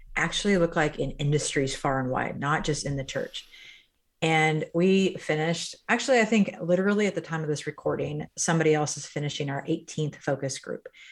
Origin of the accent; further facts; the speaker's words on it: Midwest, United States; I grew up in the Midwest, Irish Catholic family, blue collar family in many ways.